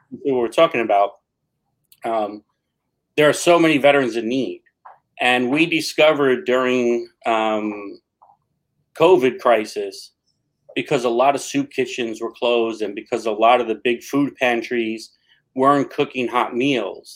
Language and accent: English; New York City, New York, United States; now in Patchogue, United States; I grew up in New York City